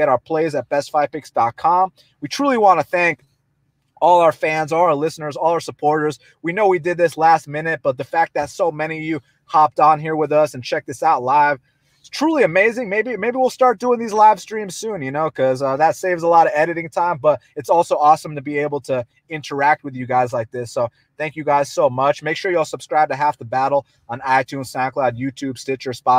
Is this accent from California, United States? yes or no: no; Georgia, United States; We're from Georgia